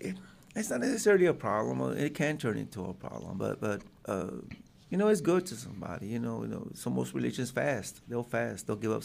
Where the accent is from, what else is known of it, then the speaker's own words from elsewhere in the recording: Springdale, Arkansas, United States; in Springdale, because I'm from Springdale.